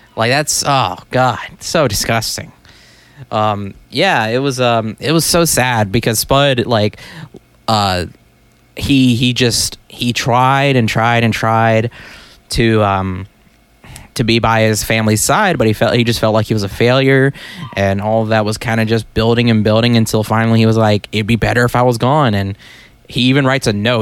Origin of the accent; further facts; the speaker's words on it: United States; we're American